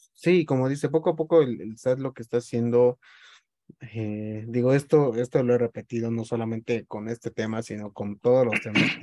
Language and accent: Spanish; Mexico; nuestra forma de ser como mexicanos